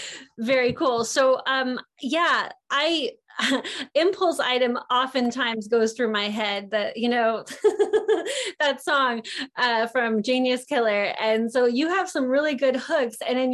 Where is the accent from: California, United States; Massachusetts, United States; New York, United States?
California, United States; Los Angeles; growing up on Venice Beach, which was kind of like a circus, a year-round circus.